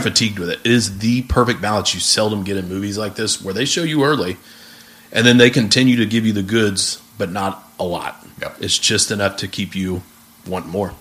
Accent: United States

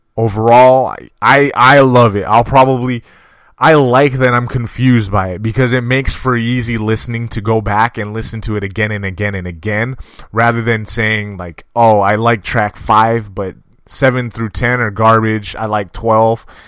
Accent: California, United States; I'm from California.

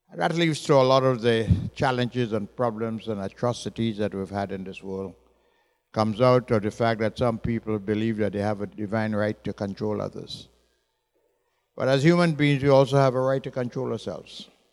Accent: Trinidad & Tobago; also born or lived in Miami; now in Hilton Head, United States; originally from Trinidad

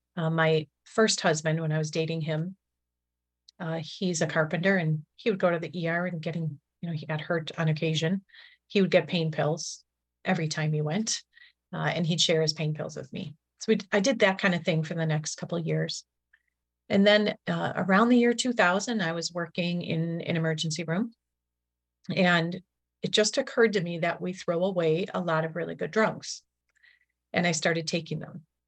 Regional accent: Milwaukee, Wisconsin, United States; I grew up in Milwaukee, Wisconsin

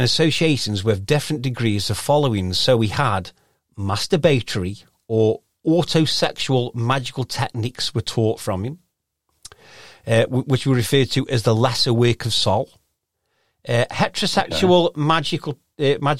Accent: Stoke-on-Trent, West Midlands, United Kingdom; accent: Stokey

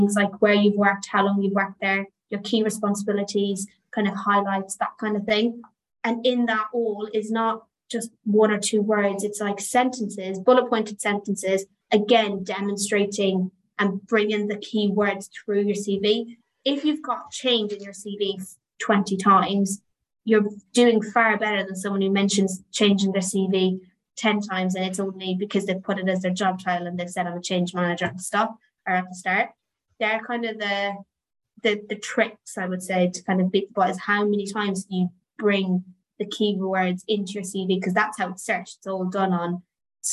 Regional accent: Ireland; I am Irish

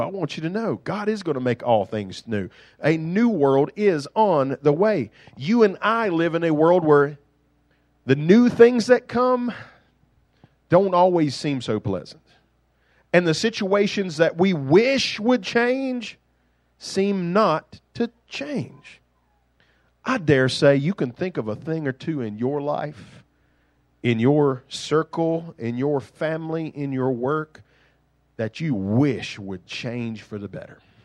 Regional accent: United States; accent: country; I grew up in the suburbs of Silvetas

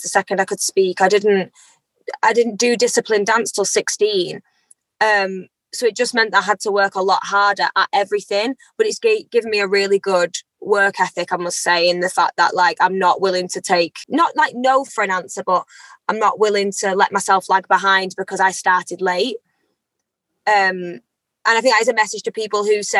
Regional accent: Eccles, North West England, United Kingdom; I am an Afro-Caribbean British lady. I was born in Eccles on the 6th of July, 1997

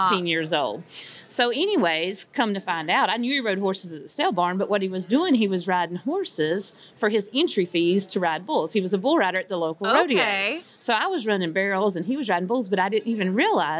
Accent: North Carolina, United States; we're from North Carolina, by the way, so we're not from Texas

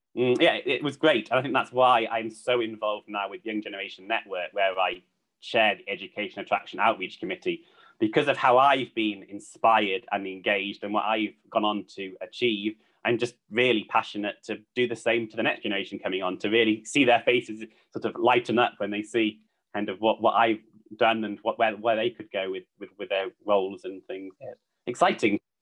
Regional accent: Cheshire, North West England, United Kingdom; also born or lived in Vancouver, Canada; growing up in Cheshire, I was quite sort of studious at school

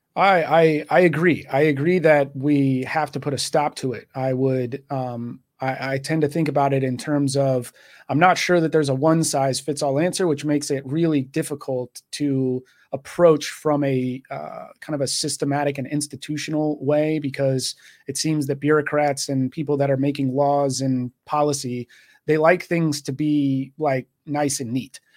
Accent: Texas, United States; moved away as an adult; also born or lived in Washington State; now in Washington, United States; I was born and raised in Texas

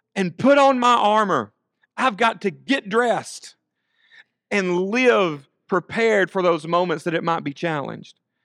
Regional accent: United States; our citizenship as Americans

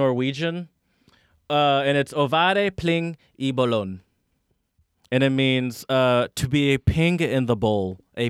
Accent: Michigan, United States; you know, I grew up mostly in Michigan

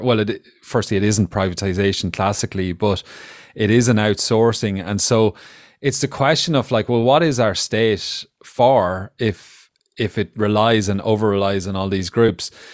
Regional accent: Ireland; we as Irish people, including myself

